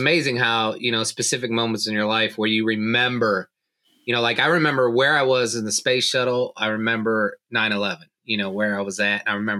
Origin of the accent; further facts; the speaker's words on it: United States; I am embarrassed as an American citizen